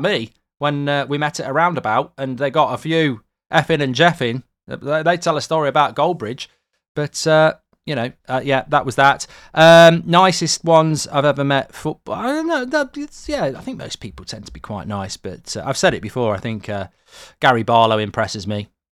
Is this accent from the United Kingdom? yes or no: yes; England, United Kingdom; also born or lived in Ireland; being an English lad